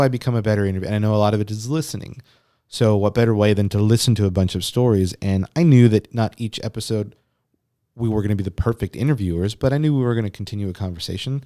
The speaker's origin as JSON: {"language": "English", "region": "Texas", "country": "United States", "said": "we're from Texas"}